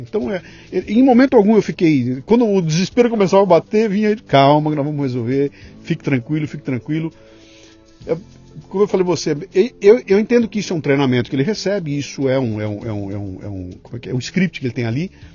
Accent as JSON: {"language": "Portuguese", "town": "Bauru", "region": "São Paulo", "country": "Brazil", "moved": "as an adult", "lives_now": "São Paulo, Brazil", "said": "eu vim de Bauru para São Paulo com 18 anos de idade"}